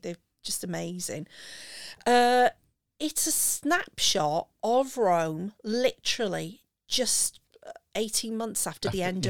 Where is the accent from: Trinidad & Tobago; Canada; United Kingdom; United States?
United Kingdom; Wales; me being Welsh.